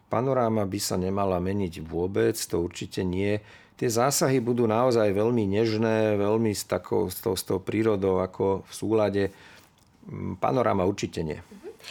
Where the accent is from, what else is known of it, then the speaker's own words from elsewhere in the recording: Bratislava, Bratislava Region, Slovakia; Ja som vyrastal v starom meste, od starého mosta to bolo asi 200 metrov, tam pri Štúrovej ulici som vyrastal